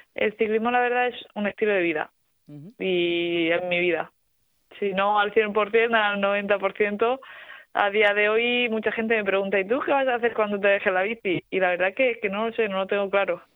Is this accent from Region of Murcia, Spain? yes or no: yes; Torre-Pacheco, Region of Murcia, Spain; por mi tierra, por Dorropacheco